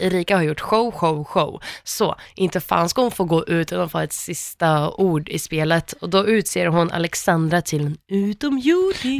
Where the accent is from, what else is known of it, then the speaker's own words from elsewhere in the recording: Gällivare, Norrbotten County, Sweden; jag kommer från Gällivare